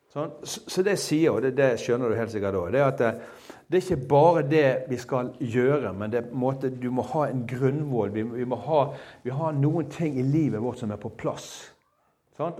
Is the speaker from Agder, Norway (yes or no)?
no; Bergen, Vestland, Norway; jeg som en bergenser, altså, en enkel fyr fra Bergen